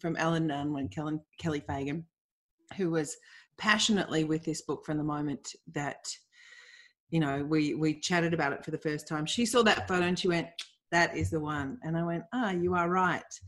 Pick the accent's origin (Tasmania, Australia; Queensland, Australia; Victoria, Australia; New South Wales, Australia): Victoria, Australia; Melbourne; I grew up in Bayside, Melbourne